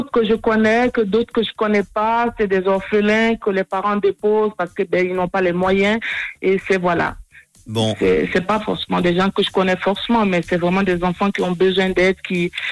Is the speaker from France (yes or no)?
no; Grand-Lahou, Grands-Ponts, Côte d’Ivoire; accent: Ivorian; now in La Chaux-de-Fonds, Switzerland; je suis de Grand Laou, donc c'est ma ville natale.